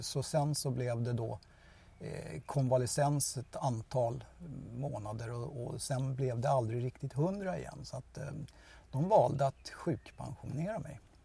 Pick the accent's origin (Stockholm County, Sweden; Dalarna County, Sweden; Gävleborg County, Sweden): Stockholm County, Sweden; Stockholm; now in Tyresö, Sweden; Jag är en äkta söderkis